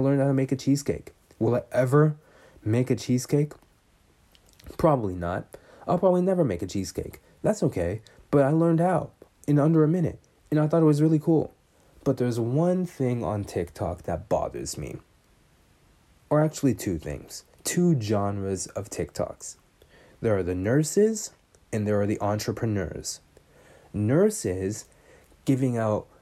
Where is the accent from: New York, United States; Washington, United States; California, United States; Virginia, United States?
California, United States; Bay Area; I'm from the Bay Area